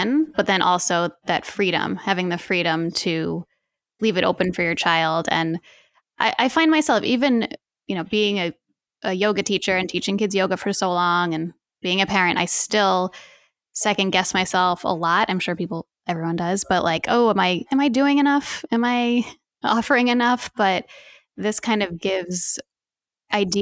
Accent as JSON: {"language": "English", "region": "New Jersey", "country": "United States", "tie": "born or raised there", "moved": "yes", "lives_now": "New York City, United States", "said": "we're moving to New Jersey. And I grew up in New Jersey as well"}